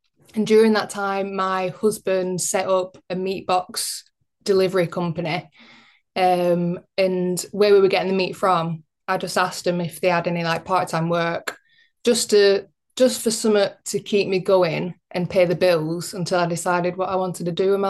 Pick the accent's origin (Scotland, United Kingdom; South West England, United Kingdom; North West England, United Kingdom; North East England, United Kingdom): North West England, United Kingdom; Bacup; I grew up in Bacup, which is kind of like semi-rural. It's a small town in Rosendale, Lancashire